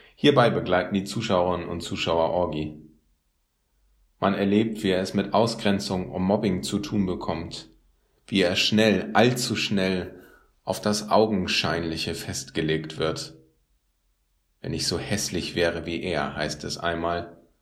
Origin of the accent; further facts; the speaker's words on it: Northern Germany, Germany; als Norddeutscher